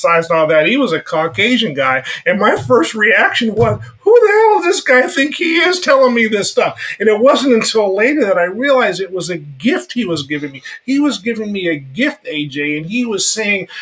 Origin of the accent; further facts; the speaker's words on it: Sacramento, California, United States; now in San Francisco Bay Area, United States; I grew up actually in Sacramento